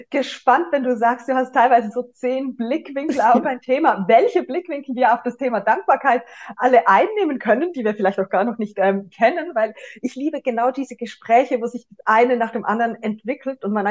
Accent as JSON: {"language": "German", "region": "Zurich", "country": "Switzerland", "said": "wir haben vorhin herausgefunden, wir sind beide aus Zürich"}